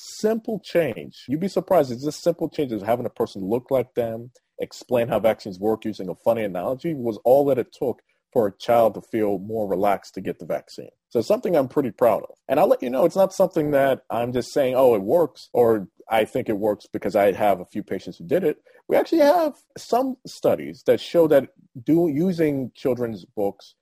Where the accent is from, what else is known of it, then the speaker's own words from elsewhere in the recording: outside of Philadelphia, Pennsylvania, United States; moved away; I grew up outside of Philadelphia